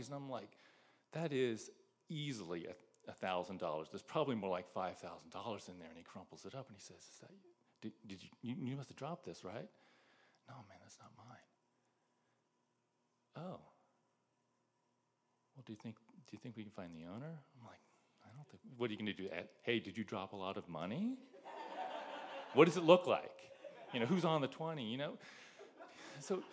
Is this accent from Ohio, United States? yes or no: yes; Greenhills, Ohio, United States; moved away as an adult; also born or lived in Philadelphia; I grew up in Green Hills, which is this little village north of Cincinnati.